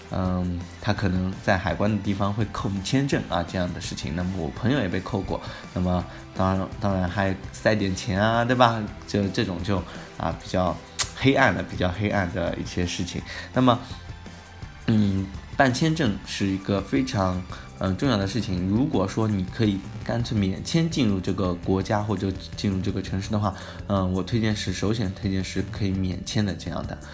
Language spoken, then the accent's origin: Chinese; China; 我们中国人